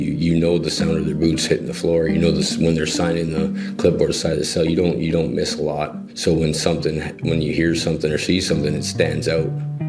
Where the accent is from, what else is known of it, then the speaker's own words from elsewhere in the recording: Toronto, Ontario, Canada; also born or lived in Lindsay; I was born and raised in Toronto.